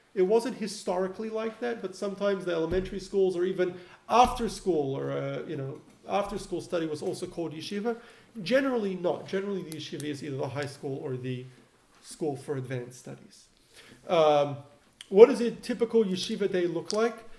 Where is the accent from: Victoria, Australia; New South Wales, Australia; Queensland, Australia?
Victoria, Australia; Melbourne; now in Los Angeles, United States; where I grew up in Melbourne, we had a yeshiva for advanced study where I studied